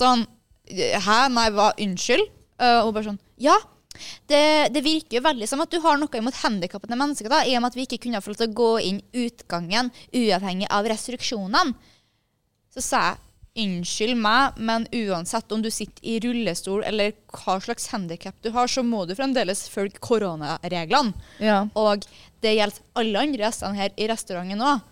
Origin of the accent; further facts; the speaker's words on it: Kristiansund, Møre og Romsdal, Norway; moved away; Det var hjemme i Kristiansund